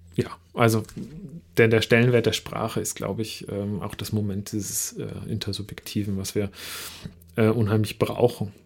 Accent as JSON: {"language": "German", "region": "Northern Germany", "country": "Germany", "said": "Ich komme ähm, aus Norddeutschland und da ist Schweigen Einverständnis"}